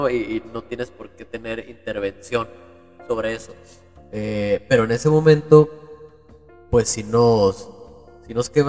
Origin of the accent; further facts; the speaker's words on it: Uruguay; a mi abuelito que lo dejamos en, en, en, Uruguay, ¿no? Venimos de Uruguay